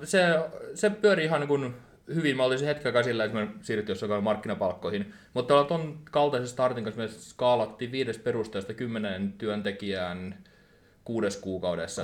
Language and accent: Finnish; Turku, Southwest Finland, Finland; seitsemänkymmentäviisi syntynyt Turussa ja täällä on ollut pitkään